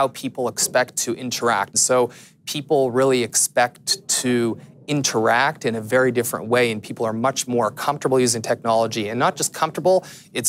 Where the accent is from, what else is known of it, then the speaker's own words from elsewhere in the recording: Canada; being a Canadian